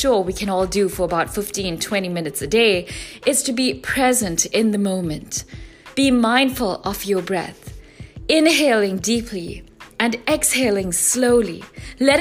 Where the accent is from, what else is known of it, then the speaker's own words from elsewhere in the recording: South Africa; my home country, South Africa